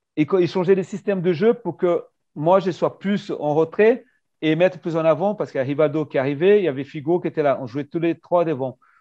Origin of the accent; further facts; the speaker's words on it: Brazil; moved away; en tant que Brésilien pour le permis de travail